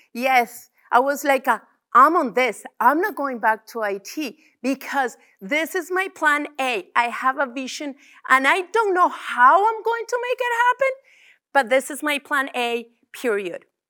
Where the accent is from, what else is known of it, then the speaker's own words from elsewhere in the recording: Venezuela; now in Calgary, Canada; I'm from Venezuela, which also includes my culture